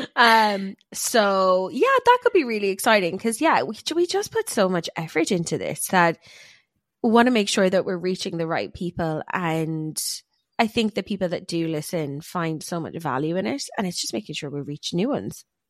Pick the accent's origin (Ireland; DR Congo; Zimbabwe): Ireland; we're both Irish, so we say our or is funny